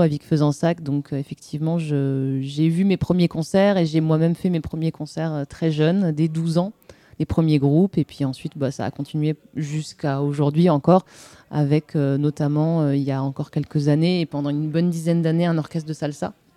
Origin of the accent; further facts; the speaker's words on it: Marciac, Occitania, France; je viens, enfin, j'ai grandi dans le Gers, plus précisément dans un petit village d'irréductibles musiciens jazzeux, qui est donc Marciac.